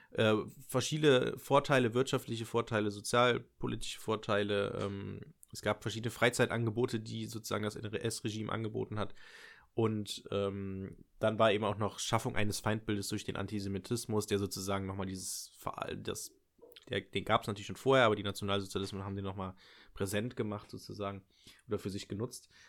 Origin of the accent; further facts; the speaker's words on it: Nettetal, North Rhine-Westphalia, Germany; ich komme ich komm ja ursprünglich aus Nettetal und es ist tatsächlich auch, den Raum habe ich auch angegeben, ähm, oder Kreis Viersen, München-Gladbach ist das so.